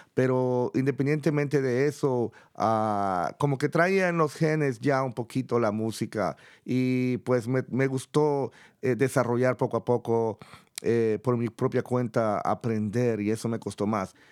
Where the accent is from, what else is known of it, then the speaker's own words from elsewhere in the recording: El Salvador; moved away; Yo, por ejemplo, vengo de El Salvador, de una comunidad muy pequeña